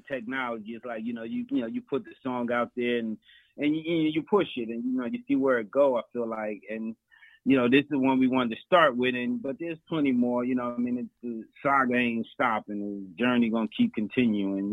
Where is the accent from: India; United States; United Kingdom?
United States; Elizabeth, New Jersey; I'm a Jersey boy, born and raised